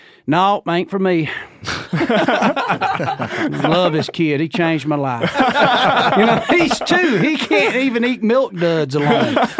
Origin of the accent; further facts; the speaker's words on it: Georgia, United States; That you're looking at him right here. I'm from Georgia.